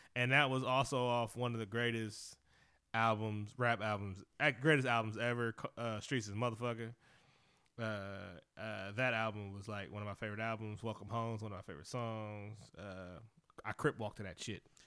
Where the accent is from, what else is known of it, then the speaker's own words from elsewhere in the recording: Oakland, California, United States; I'm from Oakland. Uh, Bay Area.